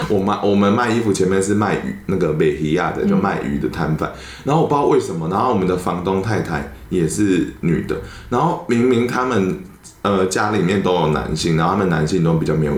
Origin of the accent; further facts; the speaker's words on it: Banqiao, New Taipei, Taiwan; also born or lived in Zhongli; 对，其实中坜对我成长有非常多的冲击，是因为你看我在板桥就是那么那么多台语的环境，嗯，然后我就被迫丢到一个是客家人长大的环境